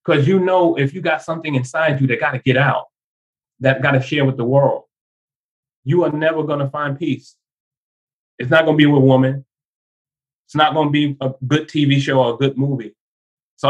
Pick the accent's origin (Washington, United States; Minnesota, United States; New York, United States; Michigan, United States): New York, United States; New York City; where I grew up in Bedford-Stuyvesant, Brooklyn